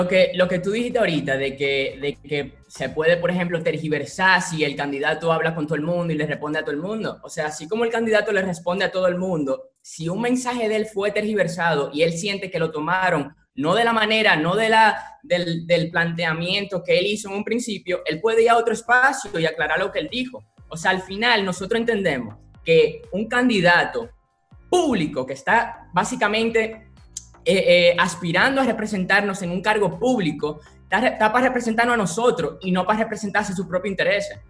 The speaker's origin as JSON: {"language": "Spanish", "country": "Dominican Republic", "said": "como dominicano"}